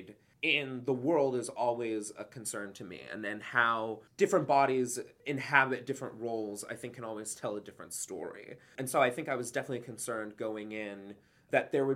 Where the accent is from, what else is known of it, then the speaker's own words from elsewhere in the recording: Huntsville, Alabama, United States; moved away; I'm from Huntsville, Alabama